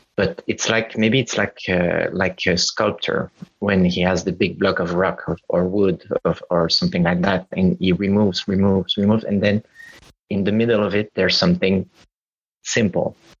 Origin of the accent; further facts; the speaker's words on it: Montreal, Quebec, Canada; now in Paris, France; I'm in Montreal right now.